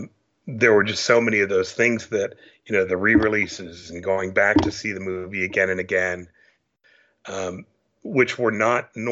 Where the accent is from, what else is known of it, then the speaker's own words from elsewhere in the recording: Santa Clara, California, United States; I grew up in Santa Clara, California.